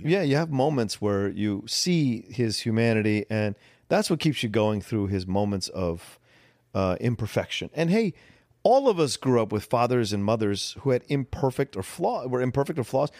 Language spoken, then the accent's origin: English; Northern Virginia, United States; I grew up in Northern Virginia